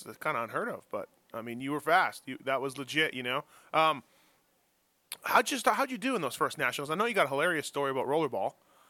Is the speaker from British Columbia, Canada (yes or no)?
no; Manitoba, Canada; I'm from Manitoba